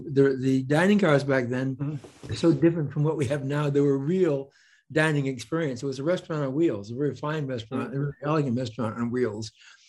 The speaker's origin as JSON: {"language": "English", "town": "Bloomington", "region": "Indiana", "country": "United States", "tie": "born or raised there", "also_born_or_lived": "Tennessee", "said": "I was born in Tennessee, but I grew up in Bloomington, Indiana."}